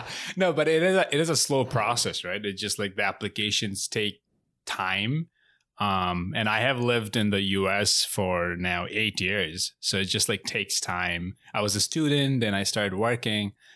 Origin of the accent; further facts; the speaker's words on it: Bangladesh; now in United States; I'm not American. I'm from Bangladesh. I was born and raised in Bangladesh, so I'm not a citizen.